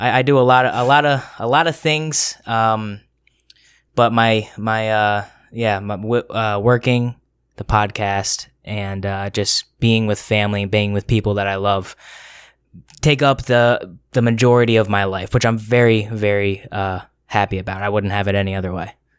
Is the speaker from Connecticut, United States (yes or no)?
yes; Connecticut, United States; moved away as an adult; now in Rhode Island, United States; I am born and raised in Connecticut